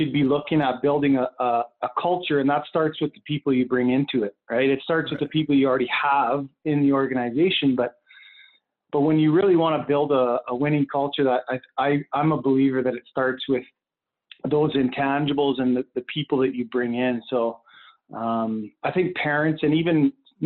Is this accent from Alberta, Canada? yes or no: yes; Lethbridge, Alberta, Canada; I'm originally from Lethbridge